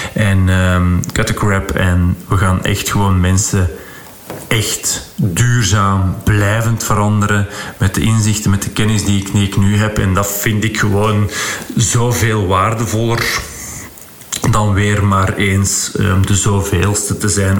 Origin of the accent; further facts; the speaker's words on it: Flanders, Belgium; zo zijn we dan als Vlaming